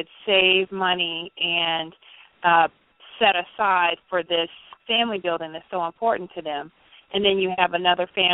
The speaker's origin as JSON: {"language": "English", "town": "Richmond", "region": "Virginia", "country": "United States", "said": "I'm from Richmond, Virginia"}